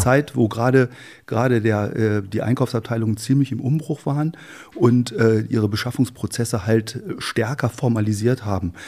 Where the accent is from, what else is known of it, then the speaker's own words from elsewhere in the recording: Wolfsburg, Lower Saxony, Germany; moved away; also born or lived in Helmstedt; bin in, äh, in Wolfsburg, genauer gesagt im, äh, im Ortsteil Hattorf, das ist ein Dorf, eingemeindetes Dorf von Wolfsburg, aufgewachsen